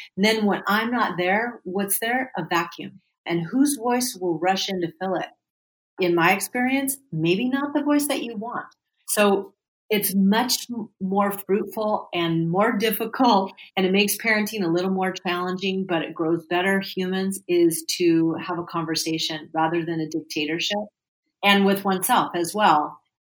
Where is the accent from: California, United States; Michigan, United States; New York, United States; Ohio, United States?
California, United States; I am a native Californian of the United States. I was born and raised in California